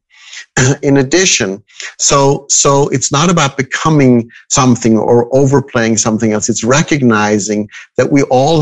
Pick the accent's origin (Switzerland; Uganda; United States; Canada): Switzerland; Zurich; I was born and raised in Switzerland, in Zurich.